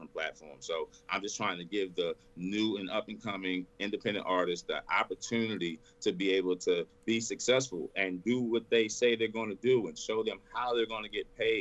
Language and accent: English; Texas, United States; I'm born and raised in Texas. Born and raised.